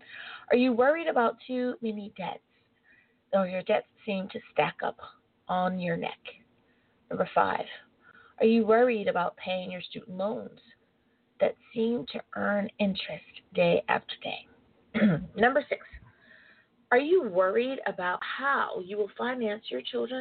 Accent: United States; being born an American.

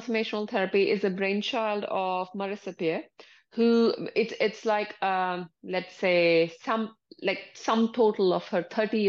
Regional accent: India; moved away as an adult; now in United Kingdom; I come from India originally.

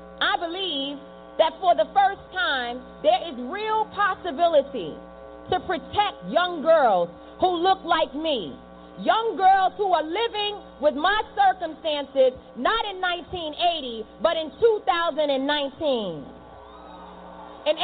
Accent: New York City, New York, United States; born there; I was born in Harlem in New York City in the 1980s when the crack epidemic tore through our communities and destroyed our families.

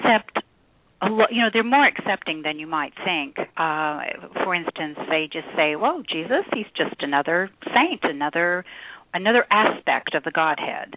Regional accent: Oklahoma, United States; I grew up in Oklahoma

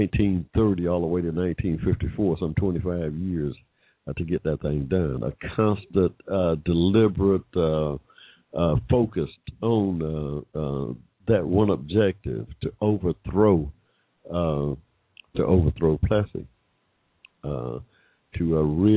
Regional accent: Hampton, Georgia, United States; I was born in 1945 in Hampton, Georgia, in Henry County, Georgia

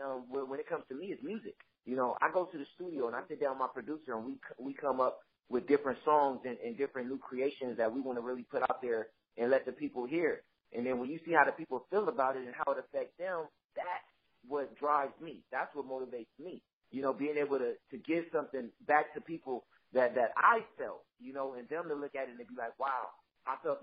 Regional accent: Los Angeles, California, United States; I'm from South Central

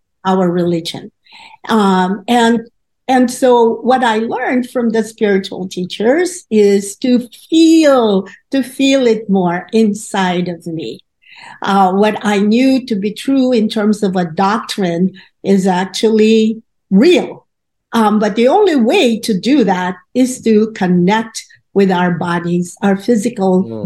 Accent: Philippines; moved away as an adult; I was coming from the Philippines, as you may know. It's a predominantly Catholic country.

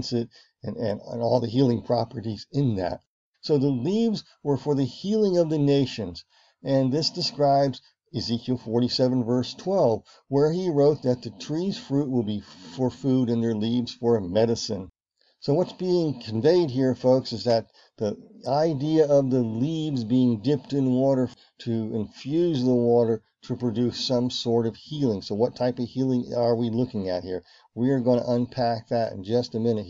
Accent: Virginia, United States; where I grew up in Virginia, where I spent my summers on my grandparents' farm

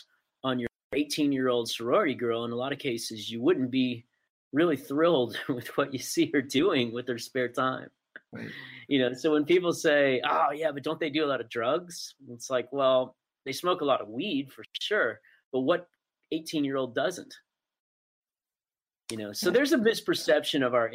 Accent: Dallas, Texas, United States; I grew up in Dallas

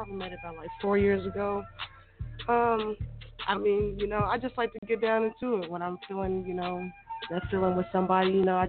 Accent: Tulsa, Oklahoma, United States; I'm 29, born and raised in Tulsa, Oklahoma.

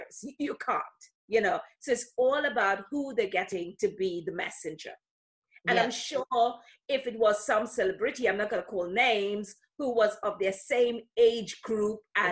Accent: London, United Kingdom; I'm from London, UK.

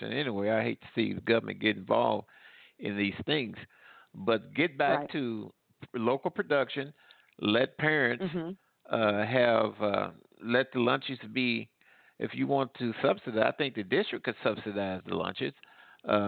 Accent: Midwest, United States; also born or lived in the South (US); now in Southern United States; I grew up in the Midwest

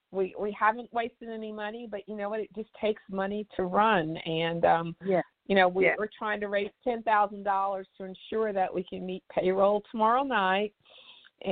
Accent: East Texas, United States; I was born in East Texas

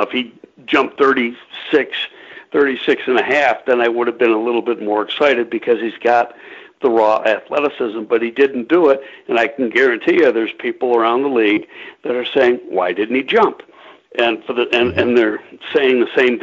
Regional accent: Buffalo, New York, United States; moved away; I'm originally from Buffalo

